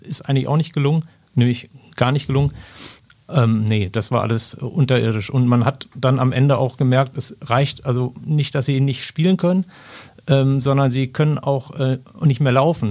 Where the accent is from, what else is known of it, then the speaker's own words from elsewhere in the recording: Ruhr area, North Rhine-Westphalia, Germany; ich komme zwar aus dem Ruhrgebiet